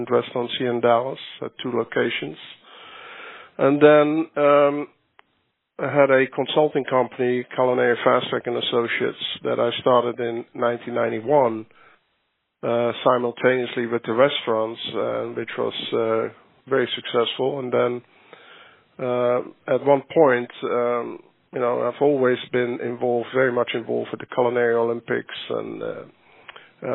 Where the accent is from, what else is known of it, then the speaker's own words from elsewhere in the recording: Netherlands; moved away as an adult; also born or lived in Johannesburg, South Africa; as a young individual growing up in the Netherlands.